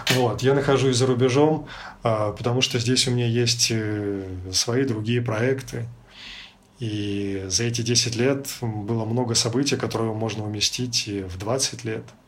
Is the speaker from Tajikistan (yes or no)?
no; Belarus; moved away as an adult; also born or lived in Ukraine / Prague, Czech Republic; now in Europe; какие мы, белорусы, в 2020 году